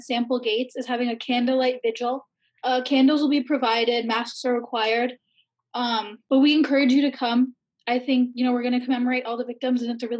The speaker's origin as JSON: {"language": "English", "region": "Ohio", "country": "United States", "said": "I'm from Ohio"}